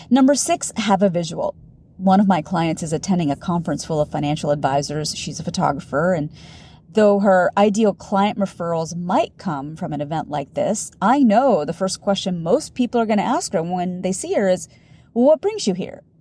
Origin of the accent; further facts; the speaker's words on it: India; Now, in the beginning of my business, my demographic was largely Indian women. I'm Indian.